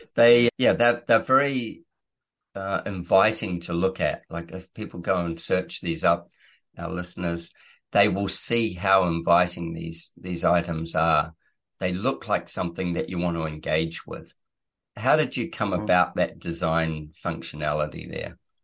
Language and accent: English; New Zealand; moved away; I am from New Zealand originally.